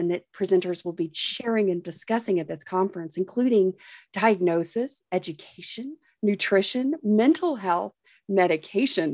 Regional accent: the South, United States; I'm from the South

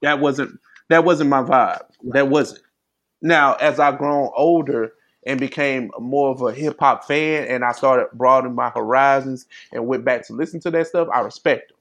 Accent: East St. Louis, Illinois, United States; I grew up in St. Louis. I mean, I'm from East St. Louis, which is basically the St. Louis area

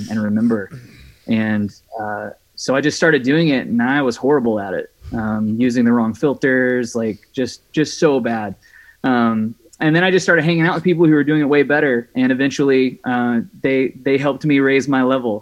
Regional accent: Mississippi, United States; also born or lived in Louisiana / Redding, California; now in Sacramento, United States; I am originally from Mississippi. Grew up in Mississippi, and then lived in Louisiana for about 5 years

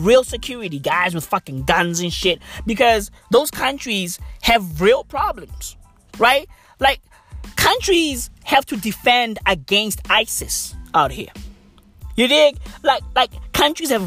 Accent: South Africa; I'm from South Africa.

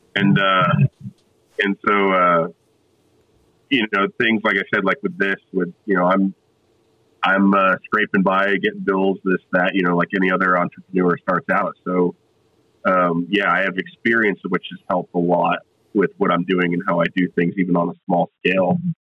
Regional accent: South Florida, United States; also born or lived in New Jersey / California; now in Tennessee, United States; I grew up in South Florida, uh, so originally from New Jersey, grew up in South Florida

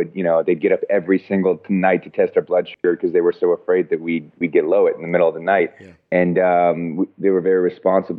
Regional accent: Colorado, United States; moved away as an adult; also born or lived in Alaska; now in Los Angeles, United States; I was born in Alaska and then grew up in Colorado

